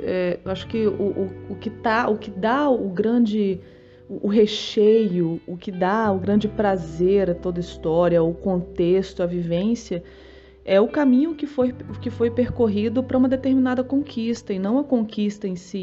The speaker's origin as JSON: {"language": "Portuguese", "town": "Brasília", "region": "Federal District", "country": "Brazil", "said": "eu sou de Brasília"}